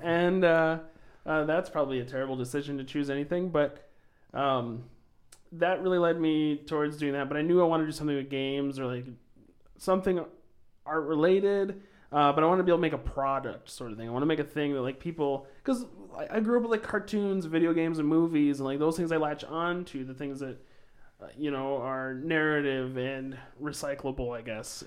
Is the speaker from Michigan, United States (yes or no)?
no; Sioux Falls, South Dakota, United States; also born or lived in Montrose, South Dakota; I was technically born in Sioux Falls